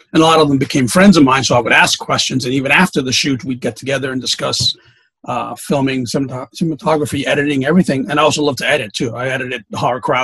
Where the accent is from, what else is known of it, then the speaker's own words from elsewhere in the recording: New York City, New York, United States; I grew up in New York City